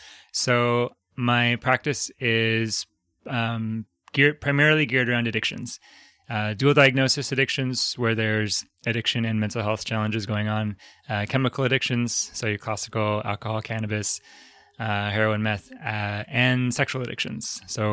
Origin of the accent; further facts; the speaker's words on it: Fairview, Oregon, United States; also born or lived in Medford; So technically, I'm from Fairview, Oregon, which is just east of Portland, north of Gresham, and south of the Columbia River. It's this tiny little ancient farm field pocket of suburbia. And before I lived in Portland, I lived in southern Oregon, in Medford.